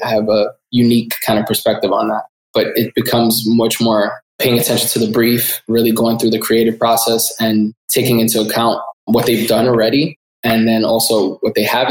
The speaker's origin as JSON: {"language": "English", "town": "New York City", "region": "New York", "country": "United States", "tie": "born or raised there", "said": "you're an authentic New Yorker, born and raised in the Bronx"}